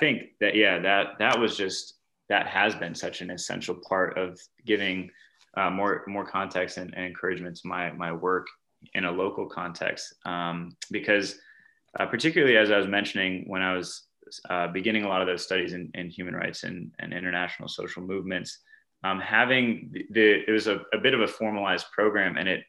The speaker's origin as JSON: {"language": "English", "region": "the American South", "country": "United States", "said": "which I was from the American South, but a lot of folks on this program were students from other parts of the world"}